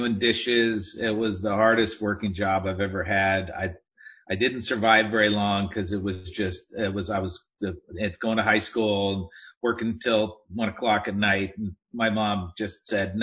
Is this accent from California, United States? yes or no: yes; Southern California, United States; I grew up in Southern California, and I grew up riding motorcycles